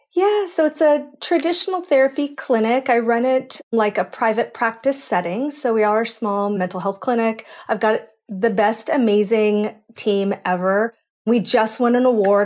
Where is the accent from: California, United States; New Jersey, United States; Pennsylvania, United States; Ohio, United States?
California, United States; Cupertino; I grew up in San Francisco Bay Area. So Cupertino